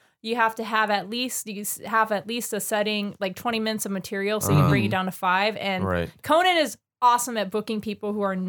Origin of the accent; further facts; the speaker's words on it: Renton, Washington, United States; also born or lived in Covington, Washington; I was born in Renton. I was a 12-pound baby.